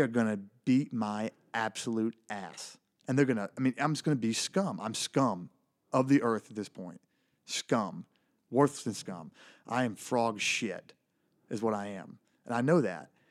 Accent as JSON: {"language": "English", "town": "Elysian Fields", "region": "Texas", "country": "United States", "tie": "born or raised there", "said": "Really small town in, in Northeast Texas. The town is called Elysian Fields"}